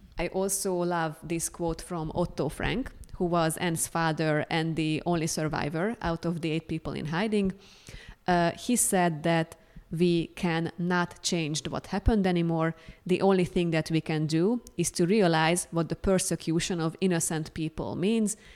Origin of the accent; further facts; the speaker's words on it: Hungary; moved away as an adult; also born or lived in Amsterdam, Netherlands; now in Columbia, United States; I am originally from Hungary, but I was living in Amsterdam in the Netherlands for more than three years.